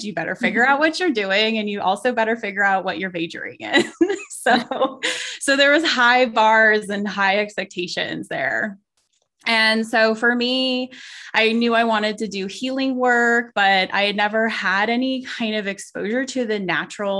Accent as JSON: {"language": "English", "town": "Reno", "region": "Nevada", "country": "United States", "tie": "born or raised there", "said": "I grew up in the west of the US. So I'm from Reno, Nevada, which is northern Nevada"}